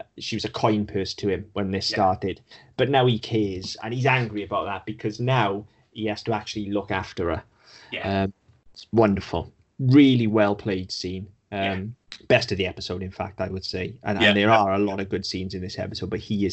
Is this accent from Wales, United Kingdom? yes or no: yes; Wales, United Kingdom; I'm Welsh, not English.